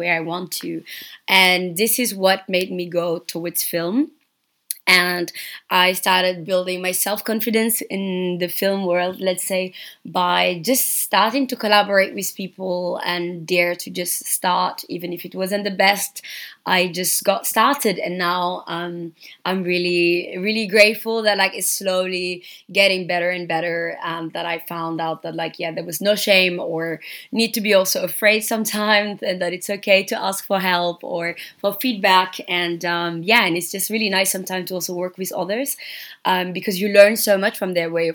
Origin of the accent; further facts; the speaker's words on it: Dakar, Senegal; moved away as an adult; now in Berlin, Germany; So I am from Senegal. I was born and raised in Dakar